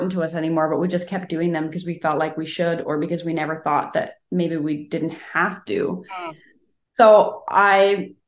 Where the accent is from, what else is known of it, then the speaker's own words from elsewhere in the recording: Canada; I'm a Canadian